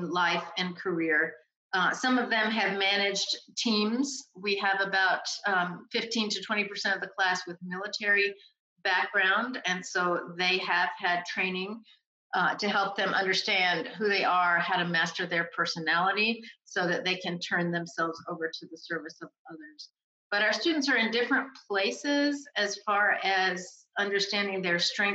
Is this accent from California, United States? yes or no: no; North Carolina, United States; moved away as an adult; also born or lived in New York City / New Orleans / West Africa; now in College Station, United States; I'm an East Coast person, born and raised in North Carolina, attended school up and down the East Coast